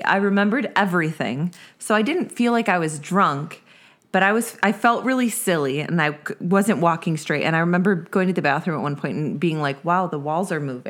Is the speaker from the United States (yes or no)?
yes; Buffalo, New York, United States; Listen, I'm from Buffalo, which is like 20 minutes from Niagara Falls. So I grew up, like, we went to Canada quite regularly